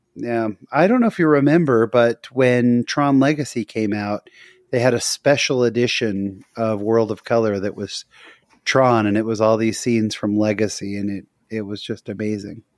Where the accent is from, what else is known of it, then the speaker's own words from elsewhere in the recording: Bay Area, California, United States; I grew up in the Bay Area, so Santa Cruz was about forty minutes from my house